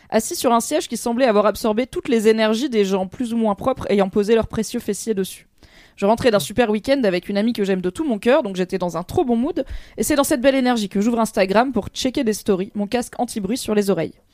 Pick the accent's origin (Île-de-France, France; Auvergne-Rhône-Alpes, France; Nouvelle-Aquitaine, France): Nouvelle-Aquitaine, France; Bordeaux; Et en vrai, je viens de Bordeaux, qui contrairement à ce qu'on pense est une des villes où il pleut le plus en France.